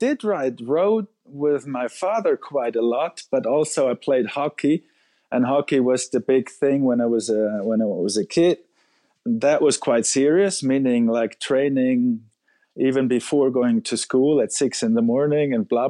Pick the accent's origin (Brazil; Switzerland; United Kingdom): Switzerland; Zurich; In Zurich, which in Switzerland I should not even say, because people that are not from Zurich don't like people who are from Zurich.